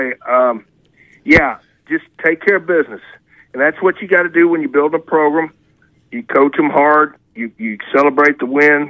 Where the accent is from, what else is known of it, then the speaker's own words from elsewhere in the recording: Louisville, Kentucky, United States; moved away; I'm from Kentucky, Louisville, right up the road